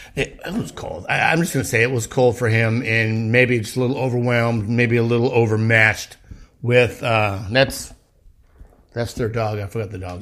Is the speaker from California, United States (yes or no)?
yes; East County, San Diego, California, United States; I'm from East County